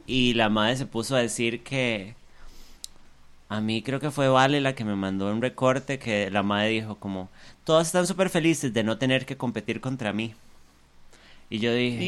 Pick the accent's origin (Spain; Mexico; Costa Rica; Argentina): Costa Rica; nosotros como colectivo, Tico